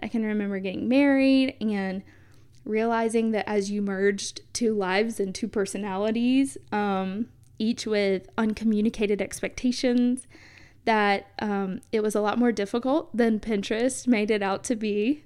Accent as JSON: {"language": "English", "region": "the South", "country": "United States", "tie": "born or raised there", "said": "growing up in the South"}